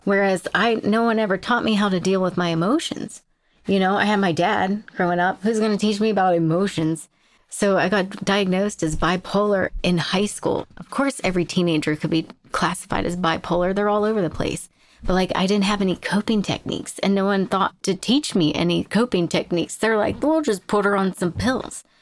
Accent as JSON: {"language": "English", "town": "Jamestown", "region": "Pennsylvania", "country": "United States", "tie": "born or raised there", "said": "I grew up in Jamestown and, uh, Pennsylvania"}